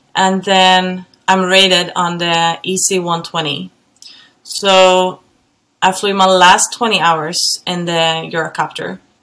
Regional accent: Gothenburg, Västra Götaland, Sweden; moved away; I'm from Gothenburg in Sweden.

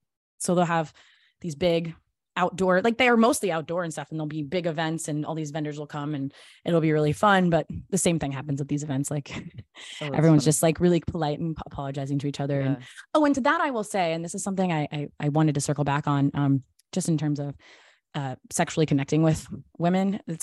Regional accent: Tennessee, United States; also born or lived in Los Angeles / Texas / Georgia; now in New York, United States; So I was born in Los Angeles, but I only lived there till I was six. So I don't like to claim it. And I grew up in various states in the South. So I grew up in Tennessee, Texas, and Georgia primarily.

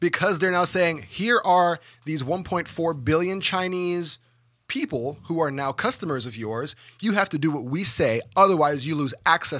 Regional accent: Dominica; my home country of Dominica

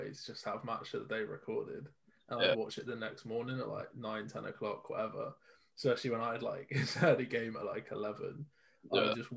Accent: Bristol, South West England, United Kingdom; I'm from Bristol.

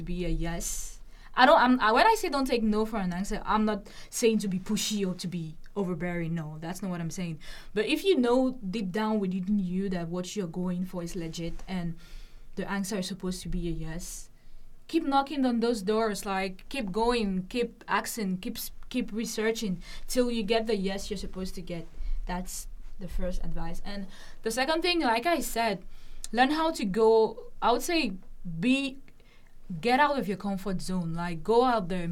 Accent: Cameroon; moved away as an adult; now in Lincoln, United States; I'm originally from Cameroon, and we speak French and English.

